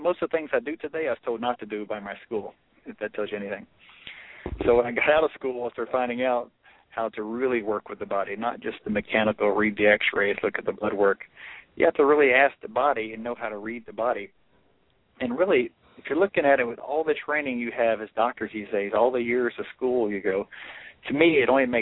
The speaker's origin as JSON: {"language": "English", "region": "Louisiana", "country": "United States", "said": "It began in Louisiana, my journey"}